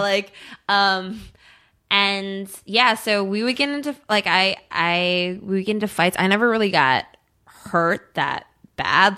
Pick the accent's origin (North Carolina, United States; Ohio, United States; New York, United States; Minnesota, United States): Minnesota, United States; Eagan; moved away as an adult; also born or lived in California; I grew up in Eagan, which is a suburb of Saint Paul